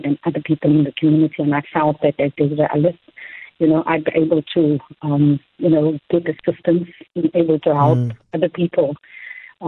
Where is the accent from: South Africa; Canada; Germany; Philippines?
South Africa; Cape Town, Western Cape; I'm from Nova Park as well. Still live here with my mom